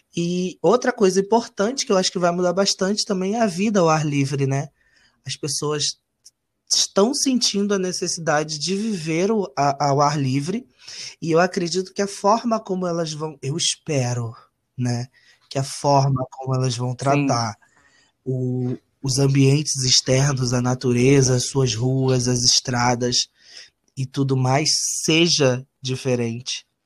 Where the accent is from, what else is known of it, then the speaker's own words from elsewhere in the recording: Rio de Janeiro, Brazil; eu não nasci no Rio de Janeiro, então eu vim para cá muito novo